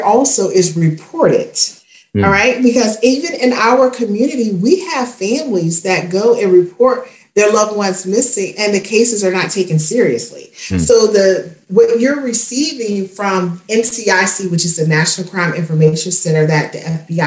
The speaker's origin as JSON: {"language": "English", "town": "Spartanburg", "region": "South Carolina", "country": "United States", "tie": "born or raised there", "said": "my hometown of Spartanburg, South Carolina."}